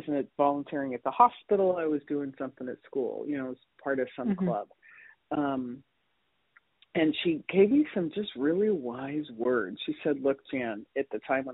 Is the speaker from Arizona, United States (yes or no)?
yes; Scottsdale, Arizona, United States; I grew up in Scottsdale, Arizona